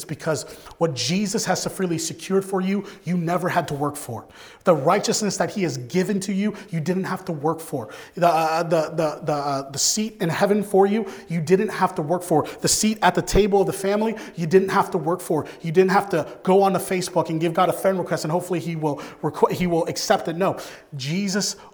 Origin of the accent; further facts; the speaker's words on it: Philadelphia, Pennsylvania, United States; I grew up in Philadelphia.